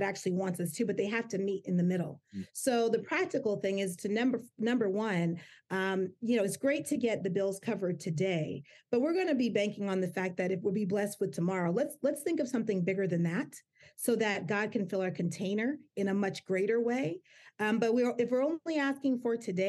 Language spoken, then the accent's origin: English; United States; my family came from Jamaica, my mom and my dad, and I was born here in the United States